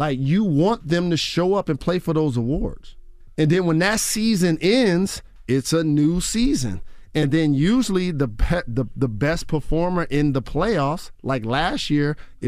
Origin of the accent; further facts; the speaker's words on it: Detroit, Michigan, United States; Like, I'm from Detroit. And shout to the BMF, Big Meech, the OG, and Southwest T.